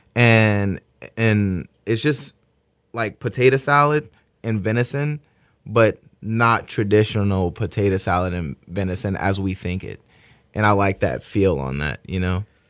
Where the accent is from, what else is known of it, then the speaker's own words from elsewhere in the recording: New Orleans, Louisiana, United States; now in Houston, United States; growing up in New Orleans, my dad, you know, build, builds houses